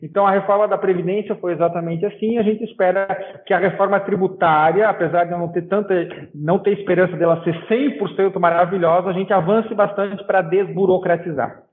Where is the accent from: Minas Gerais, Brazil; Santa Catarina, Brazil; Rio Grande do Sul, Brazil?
Santa Catarina, Brazil; eu, por exemplo, sou de Santa Catarina